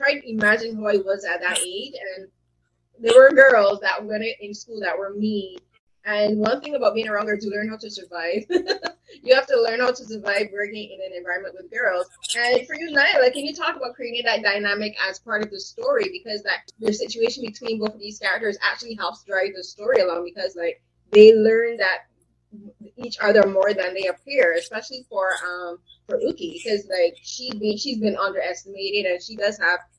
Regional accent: Barbados; I'm from the Caribbean, I'm from Barbados

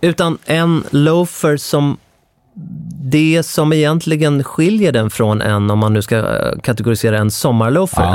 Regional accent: Stockholm, Stockholm County, Sweden; jag är från Stockholm

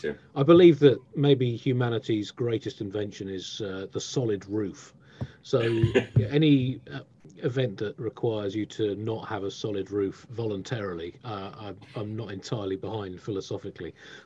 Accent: Tunbridge Wells, South East England, United Kingdom; I grew up in Tunbridge Wells

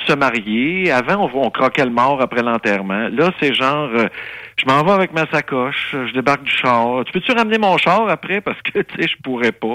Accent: Saint-Jean-sur-Richelieu, Quebec, Canada; Ça, c'est ma, ville natale. Ça, c'est mon bled. Moi, je suis né sur la rue Longueuil à Saint-Jean-sur-Richelieu

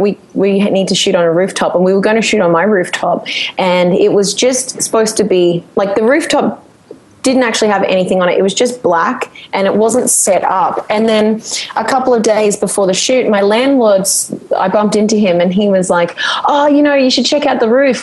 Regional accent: Sunshine Coast, Queensland, Australia; moved away as an adult; also born or lived in Brisbane; now in New York City, United States; I grew up on the Sunshine

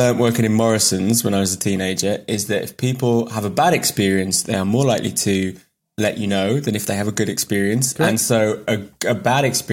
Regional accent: Cumbria, North West England, United Kingdom; I'm from Cumbria. I grew up like 4 miles from Hadrian's Wall, or thereabouts

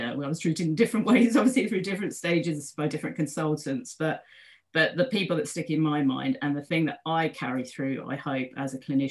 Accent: London, United Kingdom; I live in London. I am a Londoner. I'm back home now.

